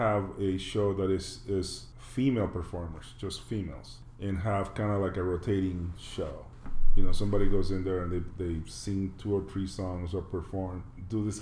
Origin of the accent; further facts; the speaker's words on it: Panama; moved away; I'm from Panama originally.